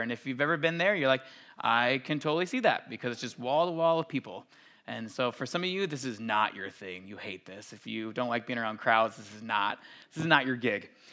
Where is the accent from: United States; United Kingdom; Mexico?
United States; Minnesota